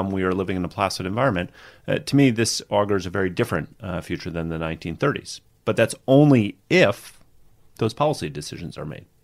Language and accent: English; United States; As an American